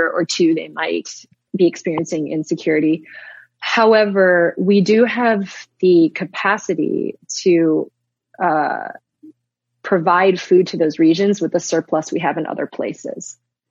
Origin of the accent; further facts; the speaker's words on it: Wisconsin, United States; now in Canada; from detasseling corn in Wisconsin when I was 13